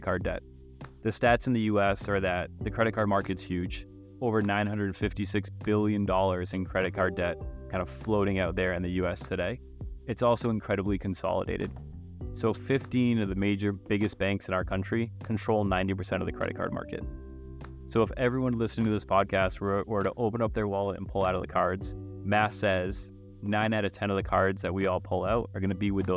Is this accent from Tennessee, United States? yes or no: no; Massachusetts, United States; moved away as an adult; also born or lived in Chicago / Boston; now in Michigan, United States; I am originally from the East Coast, Massachusetts. Moved to Michigan in 2018